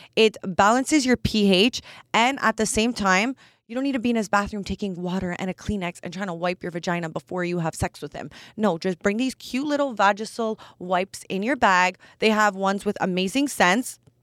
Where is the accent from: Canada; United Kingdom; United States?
Canada; I'm Canadian